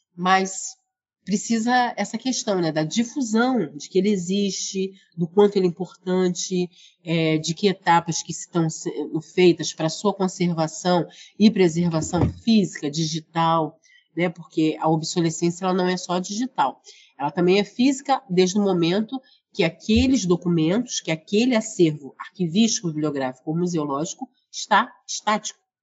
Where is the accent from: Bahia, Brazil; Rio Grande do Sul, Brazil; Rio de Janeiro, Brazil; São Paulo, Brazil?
Rio de Janeiro, Brazil; aqui do Rio de Janeiro, onde eu nasci, moro, trabalho, estudo, atuo